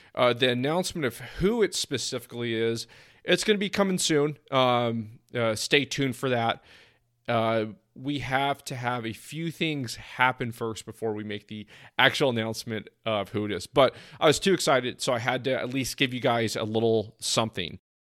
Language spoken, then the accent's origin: English; East Bay Area, California, United States; also born or lived in San Diego; now in Phoenix, United States; I'm initially from the East Bay Area